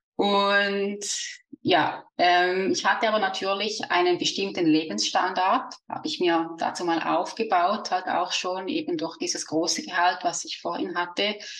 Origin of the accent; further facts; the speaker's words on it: Switzerland; accent: Swiss; also born or lived in near the Rhine Falls; wie man vielleicht an meinem Dialekt hört, bin ich aus der Schweiz